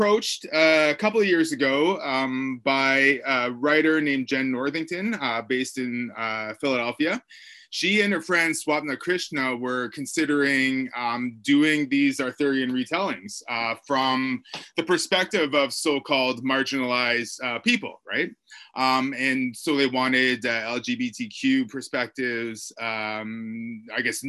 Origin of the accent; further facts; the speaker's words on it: Parry Sound, Ontario, Canada; now in Sudbury, Canada; I'm originally from Wasoxing First Nation on Georgian Bay near Parry Sound, Ontario